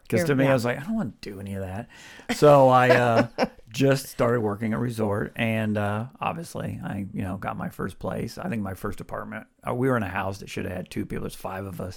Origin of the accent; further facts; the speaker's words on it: Clonmel, Kansas, United States; also born or lived in Wichita, Kansas / Clearwater, Kansas; I grew up right outside of Clonmel, Kansas